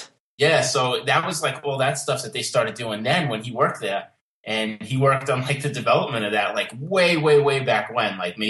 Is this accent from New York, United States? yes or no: yes; New York, United States; accent: New York; Yeah. I mean, my family's like the typical kind of like, Italian immigrant kind of story, you know, came over here in the early 1900s and then kind of spread out from the Lower East Side into Brooklyn and Queens and Long Island